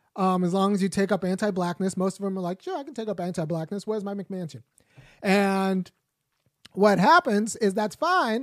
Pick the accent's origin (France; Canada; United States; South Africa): United States; Los Angeles, California